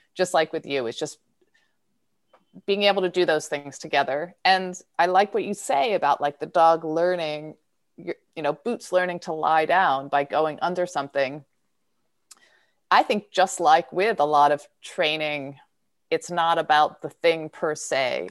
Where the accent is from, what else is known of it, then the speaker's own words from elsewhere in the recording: Philadelphia, Pennsylvania, United States; I'm from Philadelphia